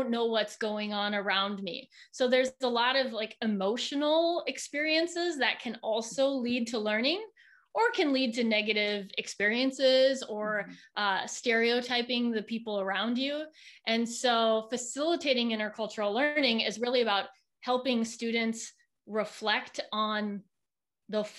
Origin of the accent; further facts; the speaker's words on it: Minnesota, United States; moved away as an adult; the University of Minnesota, which is where I'm originally from. It's where I now live again.